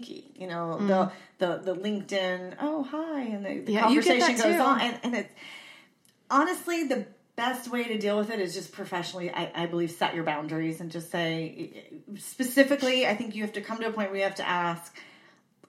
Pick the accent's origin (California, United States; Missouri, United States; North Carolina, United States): California, United States; San Diego; I'm from San Diego.